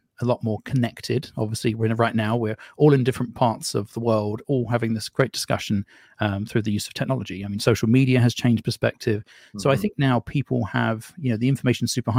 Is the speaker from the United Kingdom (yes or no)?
yes; United Kingdom; now in United States; you can tell I'm not from these parts. But I was raised in Britain